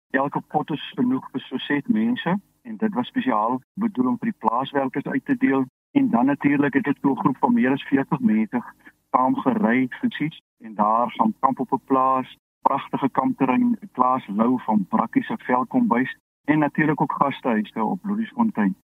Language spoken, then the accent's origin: Afrikaans; Loeriesfontein, Northern Cape, South Africa; now in Caledon, South Africa; Ek is ook gebore op Louisfontein en my familie boer nog daar